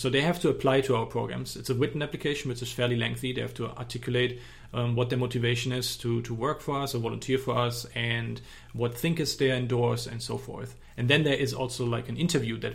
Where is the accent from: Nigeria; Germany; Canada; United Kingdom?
Germany; accent: German; I don't have a Texan accent. My accent is from Germany